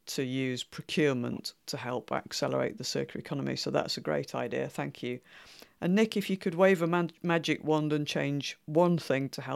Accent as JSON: {"language": "English", "region": "Yorkshire and the Humber", "country": "United Kingdom", "tie": "born or raised there", "said": "where I was born in West Yorkshire"}